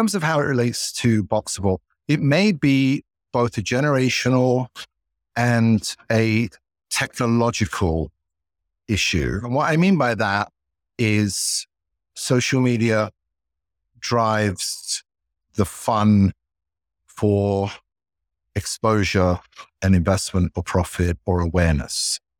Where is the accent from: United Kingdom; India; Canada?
United Kingdom; London; You can tell I grew up in England, in London.